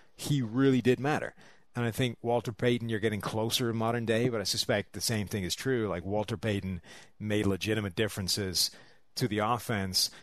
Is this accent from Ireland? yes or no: yes; Dublin, Leinster, Ireland; I'm from Dublin.